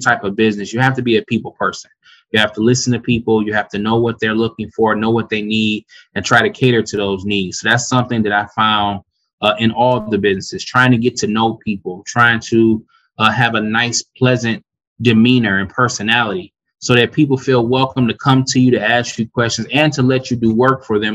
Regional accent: Detroit, Michigan, United States; I grew up in Detroit, resident of Detroit and all the surrounding suburbs

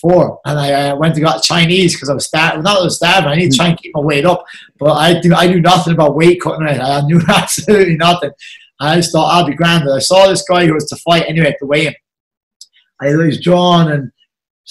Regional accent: Carroll, Munster, Ireland; I'm from Carroll

